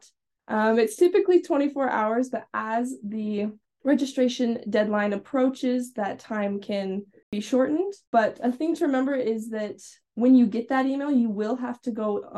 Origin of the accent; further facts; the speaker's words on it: Ruston, Louisiana, United States; I'm from Ruston, Louisiana.